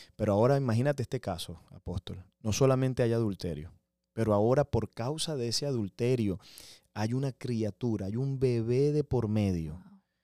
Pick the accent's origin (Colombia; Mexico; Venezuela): Venezuela; now in United States; yo soy venezolano.